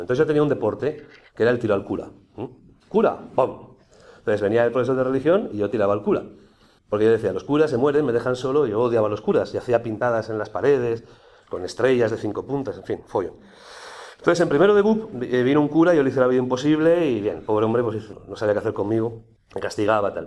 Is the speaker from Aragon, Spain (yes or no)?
yes; Aragon, Spain; yo soy aragonés